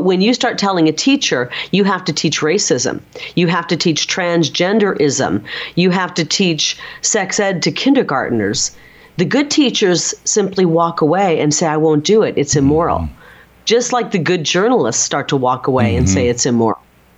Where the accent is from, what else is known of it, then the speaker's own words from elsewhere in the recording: Midwest, United States; And I'm from the Midwest.